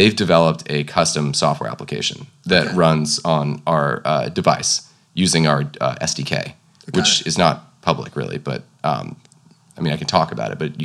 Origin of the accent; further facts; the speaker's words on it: Pasadena, California, United States; I grew up in Pasadena, like looking at the San Gabriel Mountains